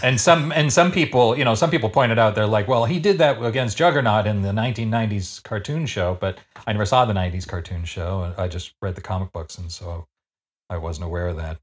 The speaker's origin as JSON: {"language": "English", "country": "Canada", "said": "I shouldn't say this as a Canadian"}